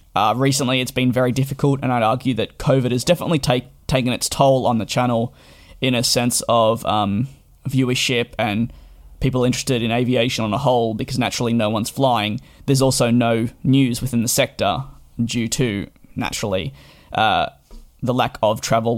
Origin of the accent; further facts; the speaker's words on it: Australia; moved away as an adult; now in London, United Kingdom; I did grow up in Australia and made the move in July of 2019 to London.